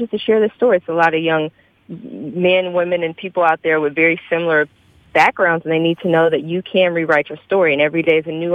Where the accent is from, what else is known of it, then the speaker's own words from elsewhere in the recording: Chicago, Illinois, United States; growing up on the South Side of Chicago